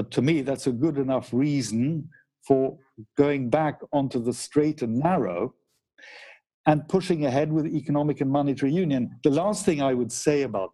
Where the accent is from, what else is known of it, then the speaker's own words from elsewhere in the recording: United Kingdom; I'm British as well, so I'm thinking of my fellow Brits